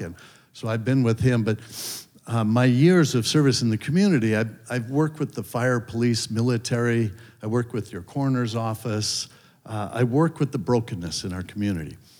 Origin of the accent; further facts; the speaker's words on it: Hermosa Beach, California, United States; I grew up in Hermosa Beach, up in LA County